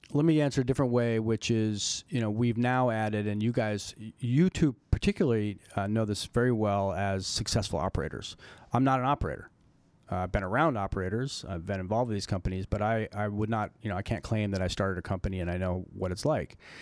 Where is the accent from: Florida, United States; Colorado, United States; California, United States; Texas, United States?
Colorado, United States; I grew up in Colorado